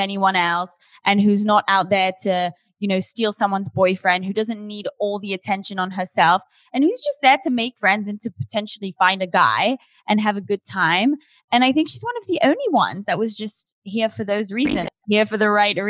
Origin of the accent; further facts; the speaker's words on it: United Kingdom; I'm not a British guy in LA. Just a British girl